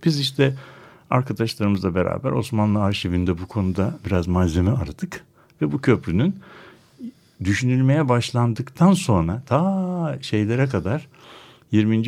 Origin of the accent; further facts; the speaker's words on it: Istanbul, Turkey; bir İstanbullu olarak